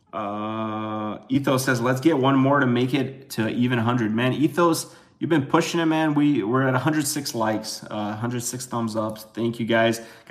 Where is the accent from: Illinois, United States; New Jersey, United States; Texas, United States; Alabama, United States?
Illinois, United States; Chicago; I'm from Chicago.